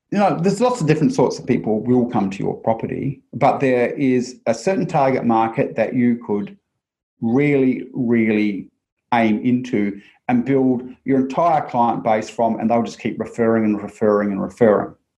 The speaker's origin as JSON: {"language": "English", "country": "New Zealand", "tie": "born or raised there", "said": "growing up in New Zealand"}